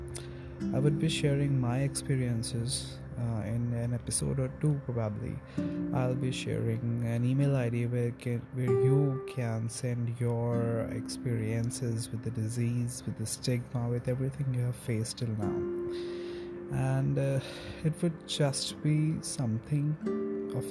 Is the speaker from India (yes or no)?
yes; India; also born or lived in New Delhi; I am an Indian and I stay in New Delhi